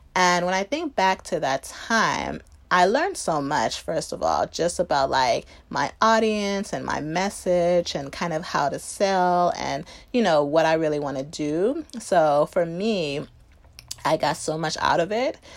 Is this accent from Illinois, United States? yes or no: yes; Chicago, Illinois, United States; grew up in the suburbs of Chicago